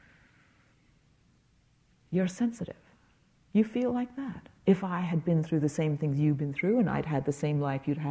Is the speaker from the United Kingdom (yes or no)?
yes; England, United Kingdom; moved away; I grew up in England